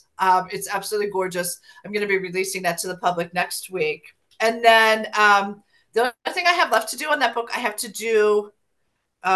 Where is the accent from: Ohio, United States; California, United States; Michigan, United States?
Ohio, United States; moved away; I went back to my hometown of Ohio because I had a high school reunion I had to attend.